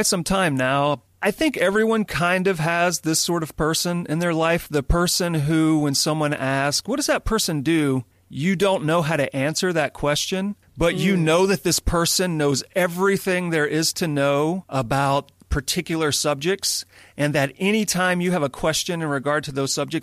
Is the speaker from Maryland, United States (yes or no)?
no; Louisiana, United States; now in California, United States; I live in California. I'm originally from Louisiana